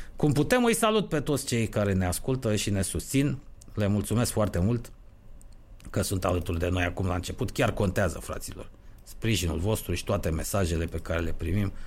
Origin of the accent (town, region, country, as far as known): Romania